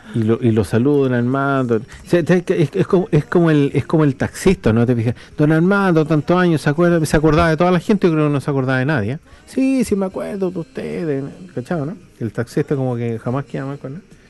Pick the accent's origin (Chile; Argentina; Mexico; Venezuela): Chile; moved away; also born or lived in Viña del Mar, Chile / United States; yo después me fui del Cajón del y me fui a vivir a Viña del Mar, me fui a Estados Unidos, regresé y vuelvo así al pueblo visitando la iglesia